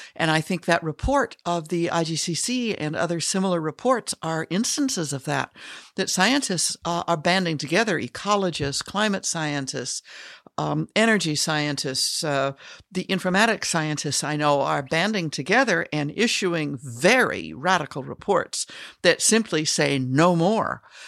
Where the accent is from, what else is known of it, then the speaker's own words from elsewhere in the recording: Denver, Colorado, United States; I grew up in Irish Catholic Denver